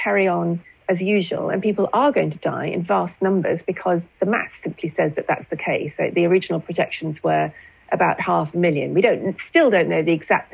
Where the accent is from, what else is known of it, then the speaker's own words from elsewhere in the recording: United Kingdom; as a Brit